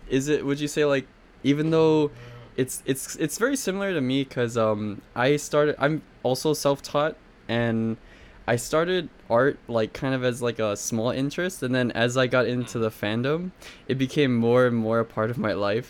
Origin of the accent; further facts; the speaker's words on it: Hawaii, United States; I'm from Hawaii, actually, so I'm, like, right in the middle oh. of the oh. Pacific Ocean.